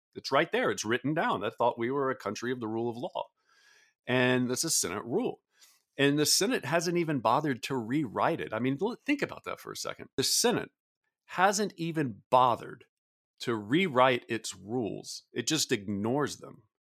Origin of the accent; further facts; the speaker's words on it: the South, United States; I grew up in the South